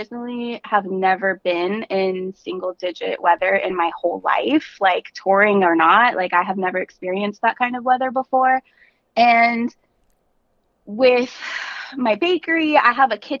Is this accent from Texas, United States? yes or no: yes; San Antonio, Texas, United States; now in Austin, United States; I'm from San Antonio